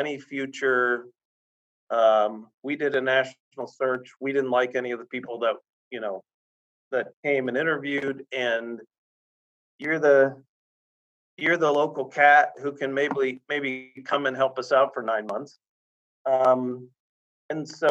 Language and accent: English; Sarasota, Florida, United States; I grew up in Sarasota, Florida